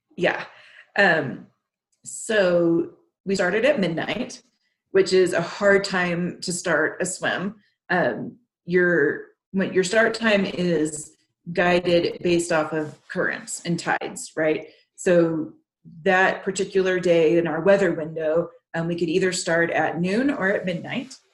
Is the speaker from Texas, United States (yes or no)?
yes; Texas, United States; moved away; I grew up in Texas, and the lakes there aren't very inviting